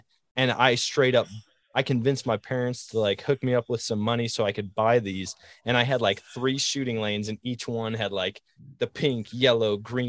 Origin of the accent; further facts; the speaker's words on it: Eau Claire, Wisconsin, United States; I remember the first gimmicky thing that I ever saw was at Shields in my hometown, Eau Claire, Wisconsin.